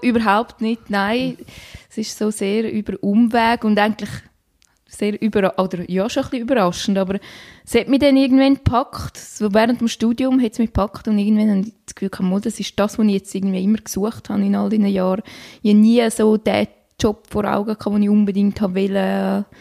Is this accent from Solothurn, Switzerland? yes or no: no; Graubünden, Switzerland; moved away; meine Heimat im wunderschönen Kanton Graubünden